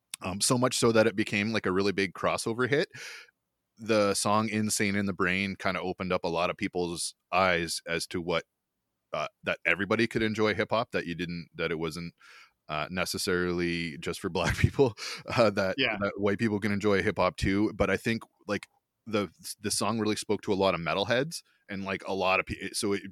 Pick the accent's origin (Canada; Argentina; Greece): Canada; Ontario; And where I grew up in Ontario, that was the difference between middle school and high school.